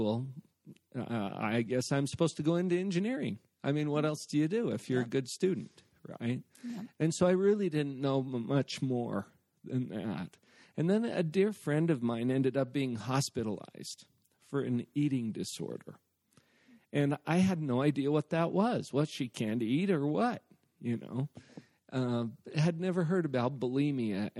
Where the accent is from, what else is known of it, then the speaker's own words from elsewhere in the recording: Heber, Utah, United States; I grew up in Heber.